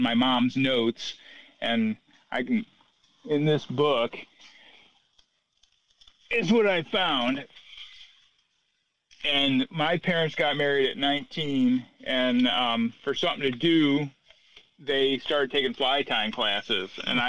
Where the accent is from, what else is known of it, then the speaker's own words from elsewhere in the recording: Watkins Glen, New York, United States; In the Finger Lakes in upstate New York. Okay. Watkins Glen, to be exact.